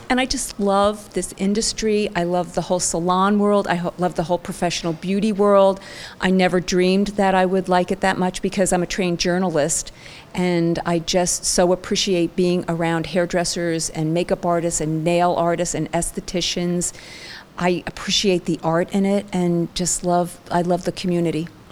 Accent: Ridgewood, New Jersey, United States; also born or lived in Franklin Lakes, New Jersey / Boston, Massachusetts; I was born and raised in New Jersey, Franklin, Ridgewood, New Jersey

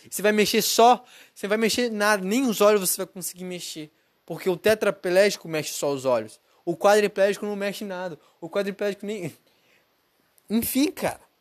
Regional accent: Brazil; now in United States; eu sou brasileiro

